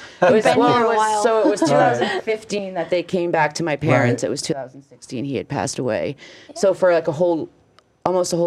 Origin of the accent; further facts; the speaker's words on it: Meredith, New Hampshire, United States; also born or lived in Florida; we're from the Meredith area